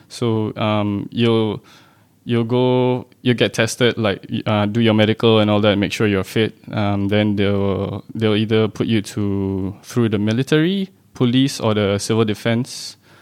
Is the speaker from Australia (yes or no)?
no; Singapore; born and bred in Singapore